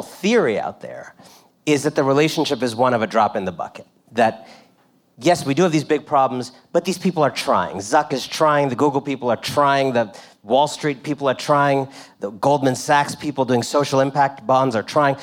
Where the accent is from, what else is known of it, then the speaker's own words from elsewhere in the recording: Washington, District of Columbia, United States; When I was growing up in Washington, D.C.